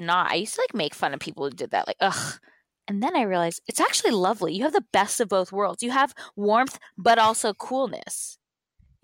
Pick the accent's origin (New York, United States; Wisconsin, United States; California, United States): California, United States; Orange County; I've lived in Orange County, basically. Like, I grew up in Orange County